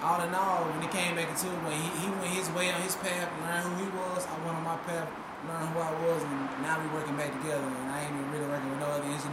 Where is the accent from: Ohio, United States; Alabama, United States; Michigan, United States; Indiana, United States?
Alabama, United States; Birmingham; moved away; I'm originally from Birmingham, Alabama.